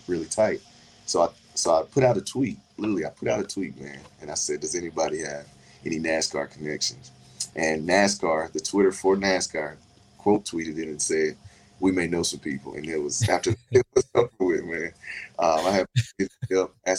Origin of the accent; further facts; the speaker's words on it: New London, North Carolina, United States; I grew up in New London, North Carolina